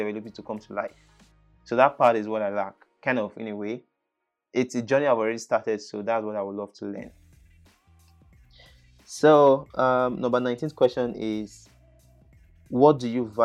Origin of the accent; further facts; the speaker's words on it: Benin City, Edo, Nigeria; first language English; I grew up in Edo State, Nigeria. It's Asian city, which is Benin.